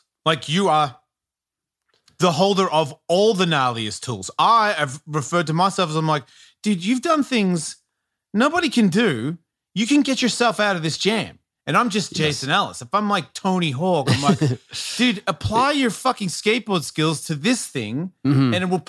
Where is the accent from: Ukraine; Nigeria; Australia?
Australia; because I'm an Australian.